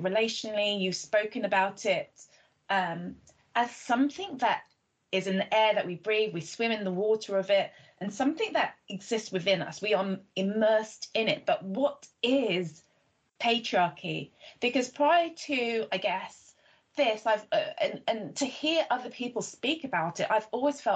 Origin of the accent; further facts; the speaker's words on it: Nigeria; I'm Nigerian